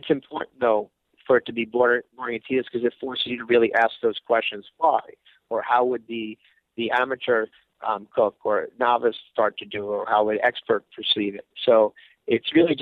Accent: Northeast, United States; I grew up in the Northeast

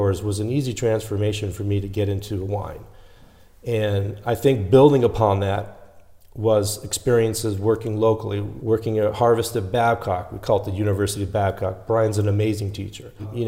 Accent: Los Angeles, California, United States; born and raised in Los Angeles

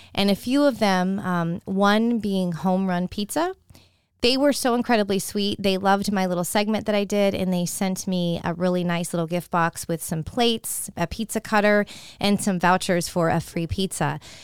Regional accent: California, United States; now in Tampa, United States; Trader Joe's is one of those stores that I grew up with in California

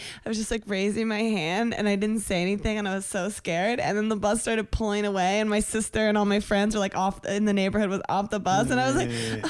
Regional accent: Virginia, United States; I'm from Virginia.

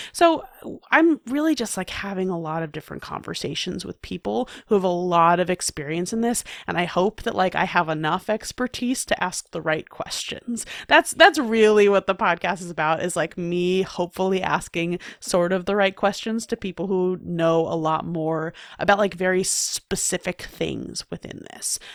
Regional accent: New York City, New York, United States; I, I grew up in New York City

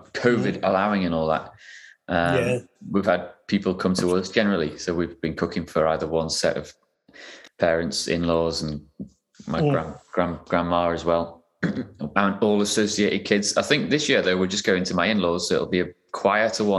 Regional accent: Newcastle upon Tyne, North East England, United Kingdom; I was born in Newcastle, which is my hometown

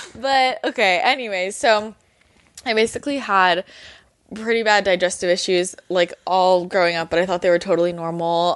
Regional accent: Belmont, California, United States; moved away as an adult; now in Los Angeles, United States; I grew up in Belmont, which is right next to San Mateo

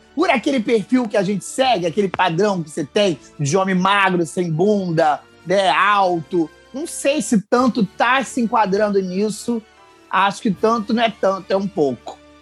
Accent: Rio de Janeiro, Brazil; eu sou do Rio

